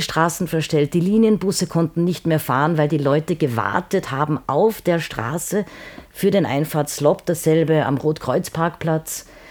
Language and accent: German; Salzburg, Austria; ich bin äh, Salzburger